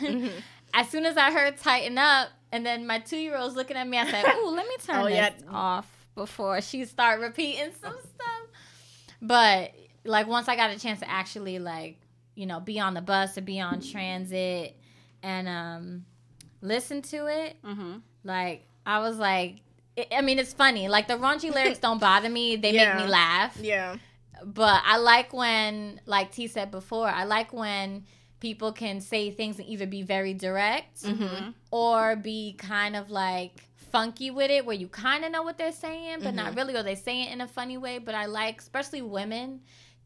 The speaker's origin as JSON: {"language": "English", "region": "New Jersey", "country": "United States", "tie": "born or raised there", "said": "me growing up in Jersey"}